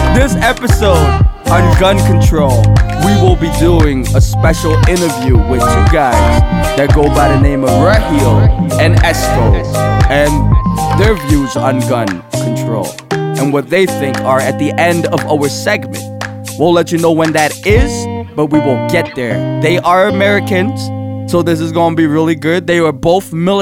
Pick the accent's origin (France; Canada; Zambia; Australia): Canada; I am still a Canadian